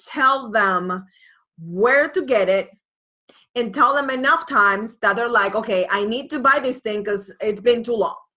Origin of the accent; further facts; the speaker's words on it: Boston, Massachusetts, United States; I didn't li- like A Rod at all because obviously I'm from Boston